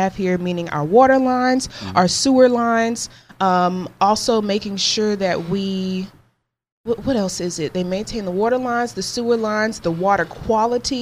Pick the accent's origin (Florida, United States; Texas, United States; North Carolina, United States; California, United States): Florida, United States; Jacksonville; moved away as an adult; also born or lived in Pensacola, Florida; I'm actually from Jacksonville, Florida